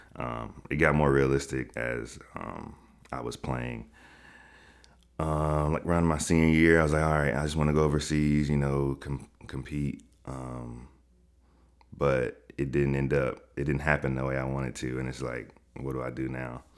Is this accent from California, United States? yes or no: no; Chattanooga, Tennessee, United States; now in Atlanta, United States; I'm from Chattanooga, Tennessee